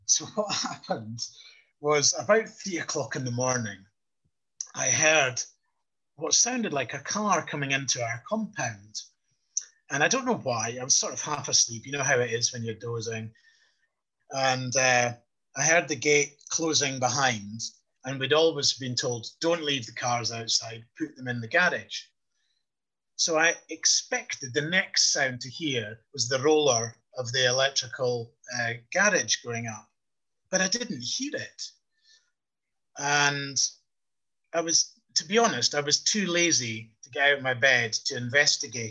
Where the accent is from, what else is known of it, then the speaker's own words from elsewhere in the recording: Scotland, United Kingdom; being a Scot